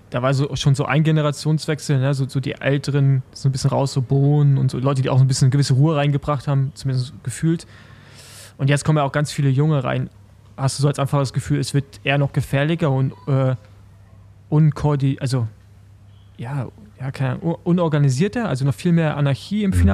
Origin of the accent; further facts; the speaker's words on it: Berlin, Germany; so als Berliner war das halt so, so einfach eine Stadtrundfahrt.